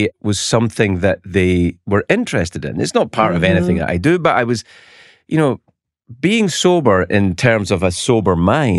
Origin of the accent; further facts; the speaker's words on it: Scotland, United Kingdom; I'm not a Catholic, but I grew up in Scotland. There's a lot of Catholics around, and I have friends who are Catholics.